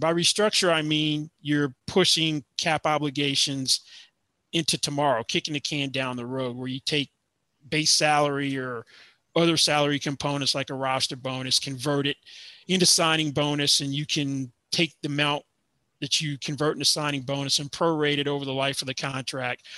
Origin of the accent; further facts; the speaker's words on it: Nashville, Tennessee, United States; also born or lived in Atlanta, Georgia; now in Las Vegas, United States; growing up in Nashville, we actually had to have snow before high school got canceled.